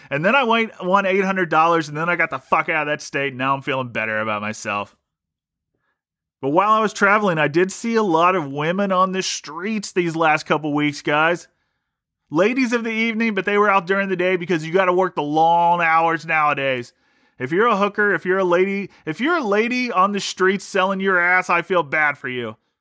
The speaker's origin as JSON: {"language": "English", "region": "Ohio", "country": "United States", "tie": "born or raised there", "said": "I grew up in Ohio"}